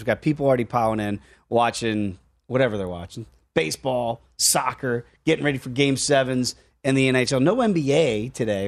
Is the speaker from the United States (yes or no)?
yes; United States; as American kids